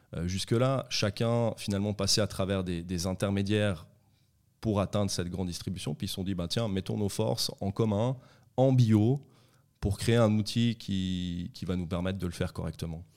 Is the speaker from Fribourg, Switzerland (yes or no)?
no; Vétroz, Valais, Switzerland; also born or lived in Sion / Conthey; j'ai toujours vécu euh, en vallée à Sion, puis après j'ai grandi à Vétro, j'ai fait mes écoles à Vétro et, et à Comté